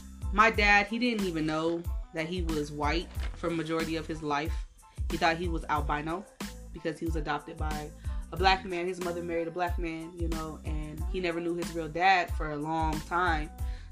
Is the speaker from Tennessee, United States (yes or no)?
yes; Memphis, Tennessee, United States; I was raised so many different places, but I am from Memphis, Tennessee.